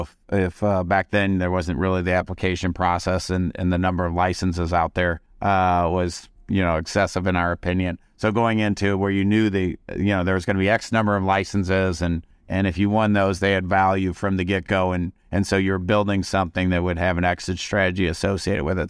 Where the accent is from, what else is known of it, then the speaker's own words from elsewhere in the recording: St. Louis, Missouri, United States; also born or lived in Las Vegas / California; now in Kansas City, United States; we came back to the Midwest where, uh, we were born and raised in Saint Louis, and both live in Kansas City now